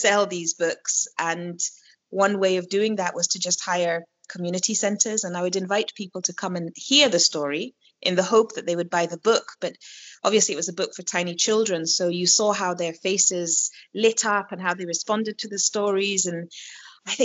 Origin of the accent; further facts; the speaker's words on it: Kenya; accent: Kenyan; when I find myself with other Kenyan people, even when I speak English, my accent changes to a more Kenyan accent of speaking English